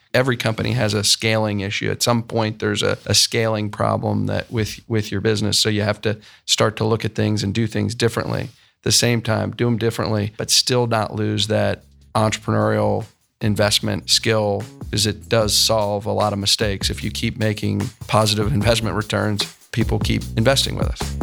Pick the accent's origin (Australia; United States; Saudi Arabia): United States; Columbus, Ohio; also born or lived in Michigan; I grew up in Columbus and, um, ended up at Michigan